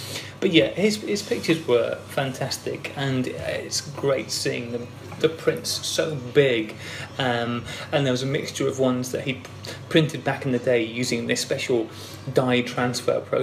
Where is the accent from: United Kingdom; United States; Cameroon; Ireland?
United Kingdom; I'm British